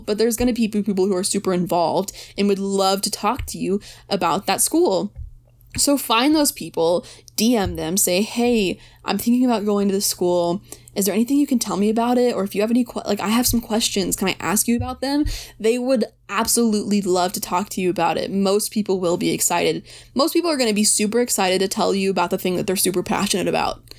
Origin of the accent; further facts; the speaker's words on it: Texas, United States; I didn't think I wanted to stay in Texas